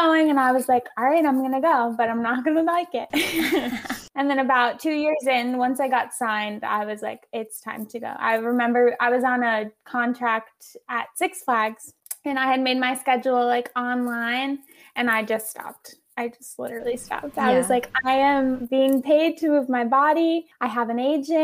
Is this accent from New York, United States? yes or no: yes; Long Island, New York, United States; moved away as an adult; now in New York City, United States; I'm from Long Island. I started dancing when I was 3